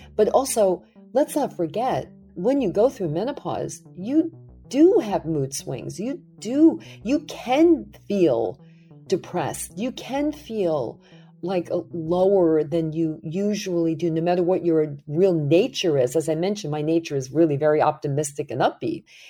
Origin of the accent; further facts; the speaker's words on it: New York City, New York, United States; running after the Good Humor ice cream truck when I was growing up in Brooklyn